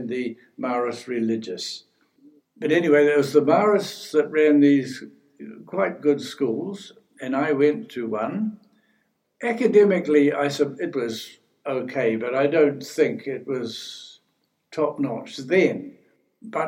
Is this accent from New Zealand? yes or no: yes; New Zealand; moved away as an adult; when I was growing up in New Zealand